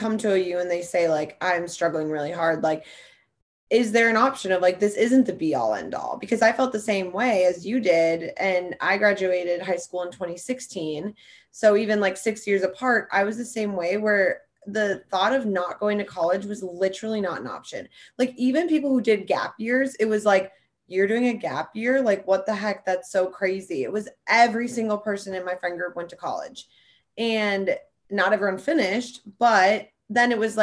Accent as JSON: {"language": "English", "town": "Stillwater", "region": "Minnesota", "country": "United States", "said": "I'm from Stillwater, Minnesota"}